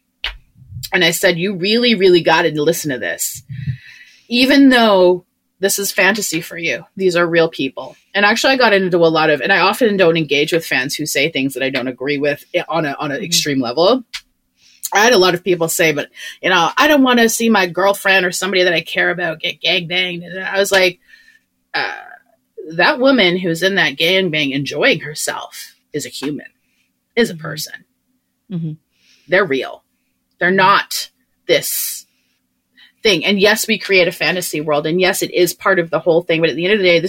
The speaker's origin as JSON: {"language": "English", "country": "Canada", "said": "I'm a Canadian"}